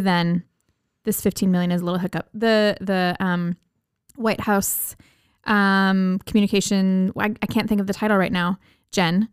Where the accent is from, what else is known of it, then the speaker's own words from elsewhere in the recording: Minnesota, United States; we're from Minnesota